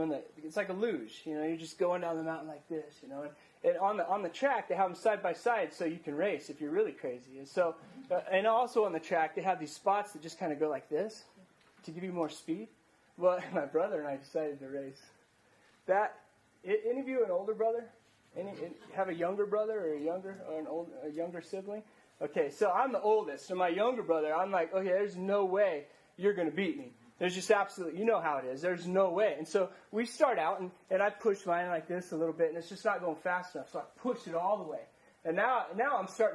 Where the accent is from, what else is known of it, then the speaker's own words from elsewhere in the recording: Ordway, Colorado, United States; moved away; also born or lived in Virginia; Colorado boy. You know, I grew up in Ordway, Colorado, small little town